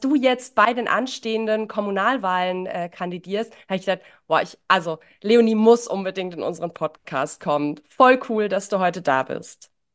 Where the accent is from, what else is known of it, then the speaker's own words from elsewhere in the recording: near Ditzingen, Baden-Württemberg, Germany; Ditzingen kenne ich, ich bin in der Nähe geboren